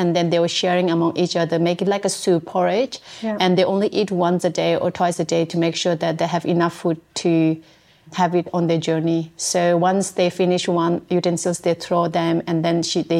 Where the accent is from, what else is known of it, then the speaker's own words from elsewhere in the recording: India; now in regional Victoria, Australia; I was born in India